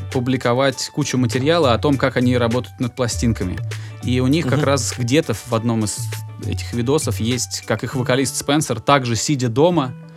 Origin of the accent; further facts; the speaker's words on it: Volgograd, Volgograd Oblast, Russia; я, я сам из Волгограда